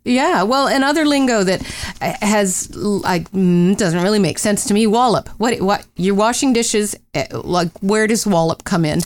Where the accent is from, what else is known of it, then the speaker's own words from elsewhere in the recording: Pennsylvania, United States; I grew up in Pennsylvania